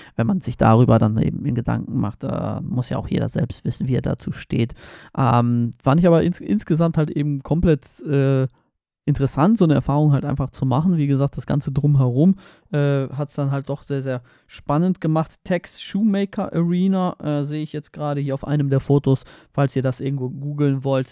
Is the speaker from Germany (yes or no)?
no; Poland; moved away; Ich komme aus Polen, aus, äh, von der Ostsee